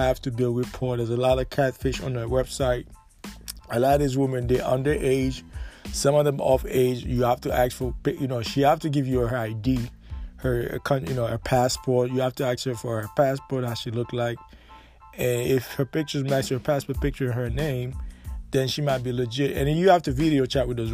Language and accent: English; United States; I'm from America